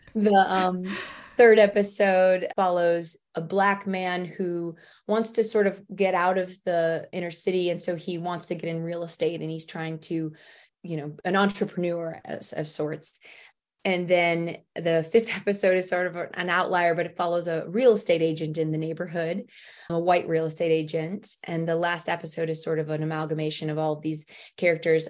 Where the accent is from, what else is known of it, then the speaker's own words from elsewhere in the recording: Michigan, United States; moved away as an adult; also born or lived in Detroit / New York City / Los Angeles; I'm from Michigan, and I went to school in Detroit, and basically became an adult i, in Detroit